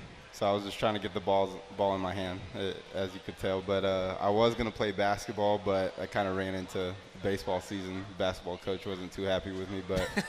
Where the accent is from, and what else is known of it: Houston, Texas, United States